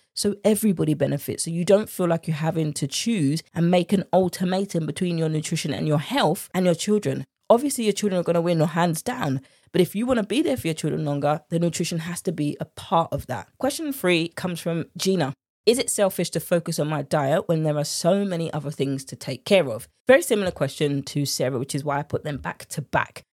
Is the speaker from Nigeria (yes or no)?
no; United Kingdom; accent: British; my British accent